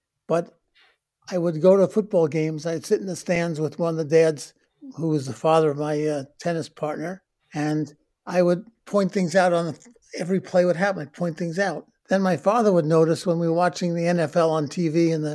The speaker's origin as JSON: {"language": "English", "town": "New York City", "region": "New York", "country": "United States", "tie": "born or raised there", "said": "I was born in Brooklyn in 1945"}